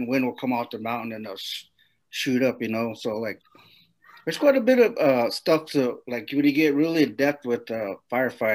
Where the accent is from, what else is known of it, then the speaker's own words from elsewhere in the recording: Mescalero, New Mexico, United States; I grew up in Mescalero